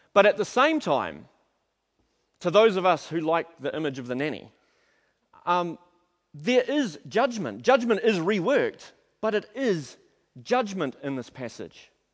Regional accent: Auckland, New Zealand; also born or lived in Napier; I grew up in South Auckland

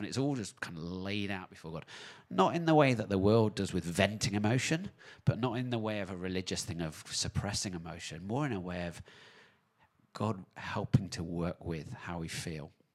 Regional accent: United Kingdom; now in New Zealand; back in my home country in the U K.

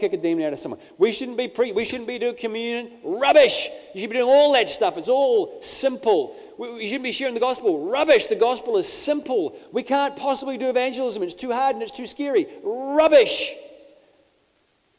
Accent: Bay of Plenty, New Zealand; I grew up in the Bay of Plenty

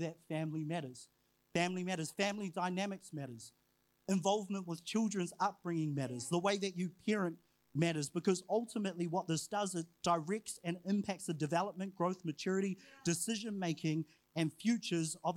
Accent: New Zealand; also born or lived in Huntly, Waikato / Whangarei, Northland; I was brought up and raised in Huntley in Whangarei

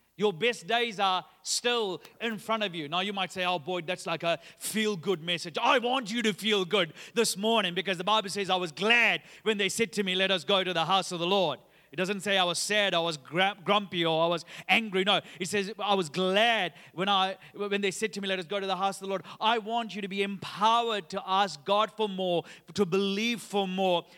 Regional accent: Sri Lanka; now in Australia; I'm originally from Sri Lanka. Uh, in June two thousand and seventeen, I took my wife Sharon and J-, Josh, uh, who was only about three years old at that time to my home country, and, and we were excited to be there because it was the first time Chase and Josh got to come and see, uh, where I grew up

